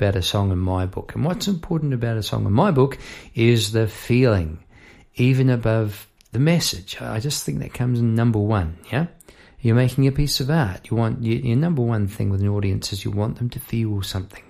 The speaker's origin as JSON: {"language": "English", "town": "Palmerston North", "region": "Manawatū-Whanganui", "country": "New Zealand", "moved": "yes", "lives_now": "Melbourne, Australia", "said": "I am from New Zealand, from Palmerston North New Zealand"}